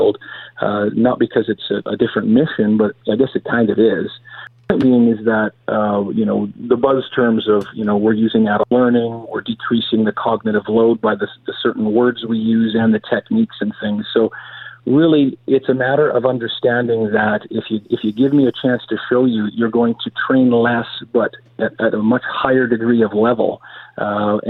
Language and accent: English; Canada; I'm a Canadian cop